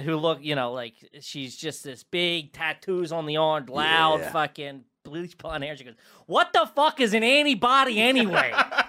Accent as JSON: {"language": "English", "town": "Worcester", "region": "Massachusetts", "country": "United States", "said": "I'm actually from Worcester."}